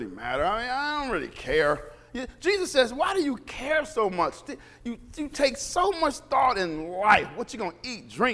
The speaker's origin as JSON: {"language": "English", "country": "United States", "said": "We're American."}